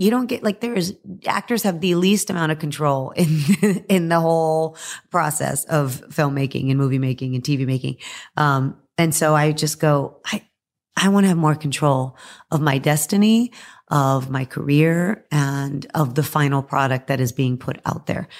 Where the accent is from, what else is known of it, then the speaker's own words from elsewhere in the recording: Texas, United States; I'm from Texas, so Texas is a football